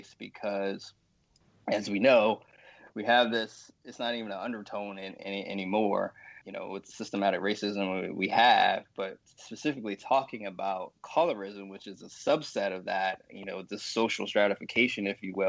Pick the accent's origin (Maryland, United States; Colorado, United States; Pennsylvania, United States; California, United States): Maryland, United States; Baltimore; I was born and raised in Baltimore in a single parent household.